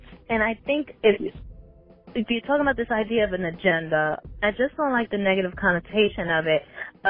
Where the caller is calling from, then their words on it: Atlanta, Georgia, United States; So this is … I'm calling from Atlanta.